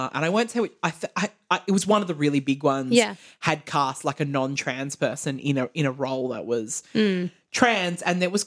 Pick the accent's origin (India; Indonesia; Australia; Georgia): Australia; as an Australian person